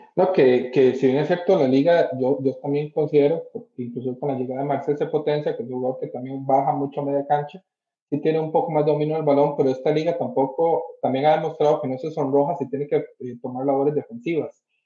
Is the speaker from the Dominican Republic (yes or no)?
no; Costa Rica; yo soy de Costa Rica